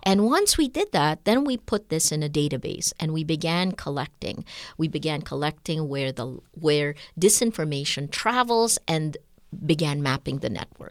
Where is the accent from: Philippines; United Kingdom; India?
Philippines; my rights as a Filipino citizen